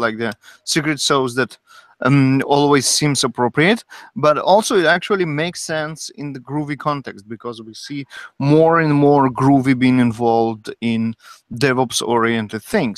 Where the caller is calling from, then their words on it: Sunnyvale, California, United States; broadcasting you from Sunnyvale, California.